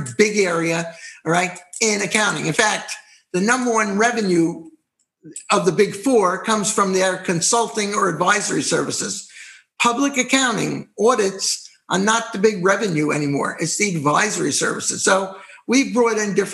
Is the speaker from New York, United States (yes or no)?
yes; New York, United States; I'm a New Yorker